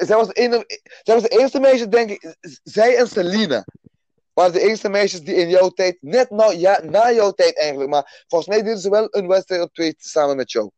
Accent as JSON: {"language": "Dutch", "country": "Aruba", "tie": "born or raised there", "moved": "yes", "lives_now": "Netherlands", "said": "geboren op Aruba dus. Klein eilandje eh, dicht bij Venezuela daar stuk van Nederland dus, Aruba, Bonaire en Curaçao. Ehm, daar opgegroeid"}